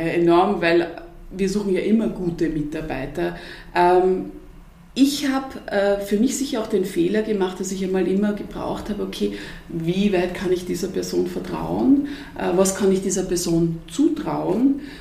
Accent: Vienna, Austria; ich bin ja Wienerin

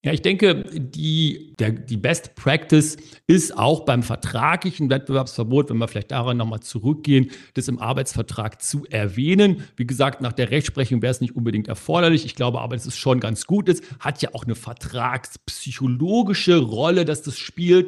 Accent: Germany; bei uns in Deutschland

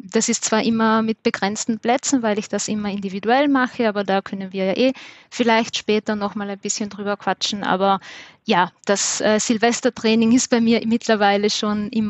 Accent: Trentino-Alto Adige, Italy; accent: mix of South Tyrolean and Viennese; now in Vienna, Austria; ich komme ursprünglich aus Südtirol und lebe in Wien, deshalb ist meine, mein Dialekt auch ein bisschen so ein Mischmasch

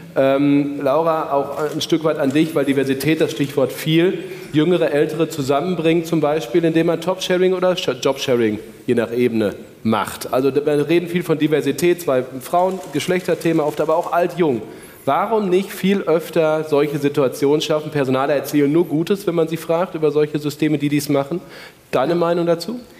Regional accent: Paderborn area, North Rhine-Westphalia, Germany; Wir kommen ja beide aus dem Paderborner Land

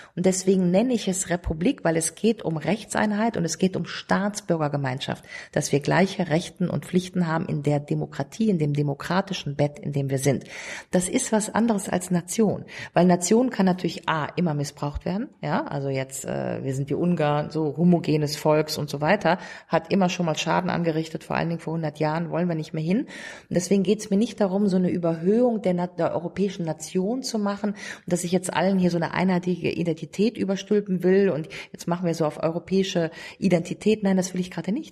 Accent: Rhineland, Germany; da, wo ich herkomme, nämlich Rheinland

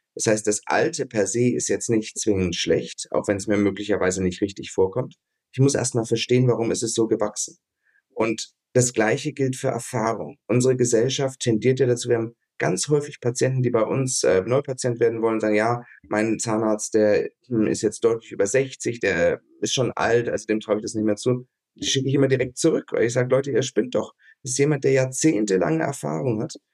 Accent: Ansbach, Bavaria, Germany; also born or lived in Duisburg; ich bin geboren in Duisburg, weil mein Großvater da Gynäkologe war. Hm. Aufgewachsen hier in, in Franken, also bei Nürnberg, eine Stadt heißt Ansbach

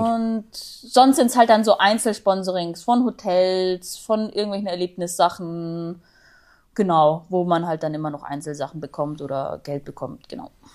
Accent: Augsburg, Bavaria, Germany; ich komme aus Augsburg

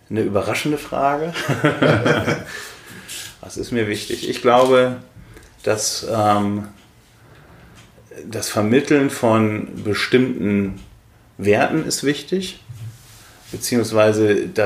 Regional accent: North Rhine-Westphalia, Germany; now in Berlin, Germany; die in meiner Heimatstadt in Ostwestfalen leben, ist Berlin ein Moloch für meine Verwandten, die auf dem Land leben auch.

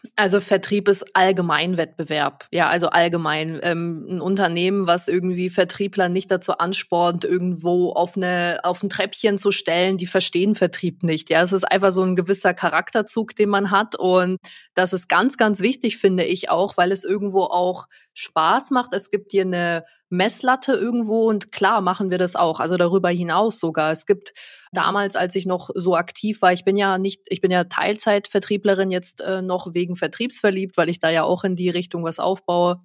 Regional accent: Nuremberg, Bavaria, Germany; ich komme ja aus Nürnberg, also hier auch der Nürnberger Raum

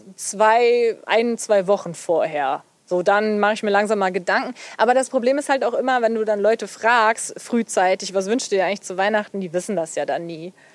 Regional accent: near Cologne, North Rhine-Westphalia, Germany; gebürtig komme ich ja eher aus der Richtung, ja, Richtung Köln

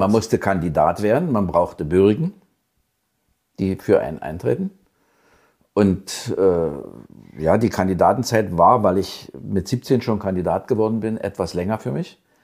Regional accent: Senftenberg, Brandenburg, Germany; also born or lived in Brieske / Bad Liebenwerda / Elsterwerda; Aber Senftenberg war eigentlich meine Heimat, wo ich groß geworden bin, bis zur siebten Klasse

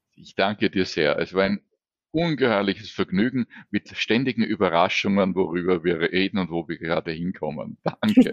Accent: Vienna, Austria; geht es mir mhm. natürlich als Wiener leichter

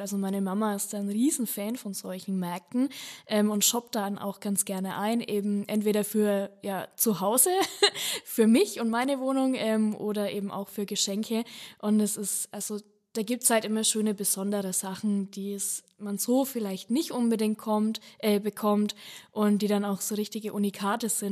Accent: Franconia, Bavaria, Germany; bei uns in Franken

